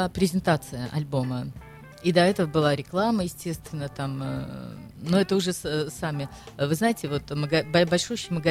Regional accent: Saint Petersburg, Russia; now in France; а вы вот вы откуда из России? Я говорю, из Санкт-Петербурга. С такой гордостью.

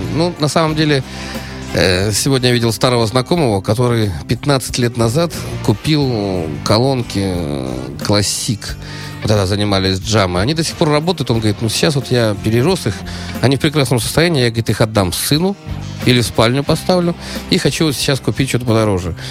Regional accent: Germany; я вырос в Германии

